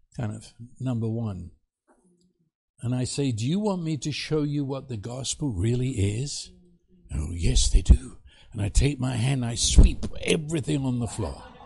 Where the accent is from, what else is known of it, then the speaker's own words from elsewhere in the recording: England, United Kingdom; moved away as an adult; also born or lived in New York City, United States; now in Texas, United States; I come from England